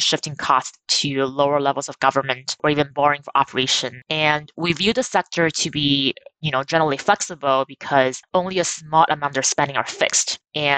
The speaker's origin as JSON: {"language": "English", "region": "California", "country": "United States", "said": "My home state of California"}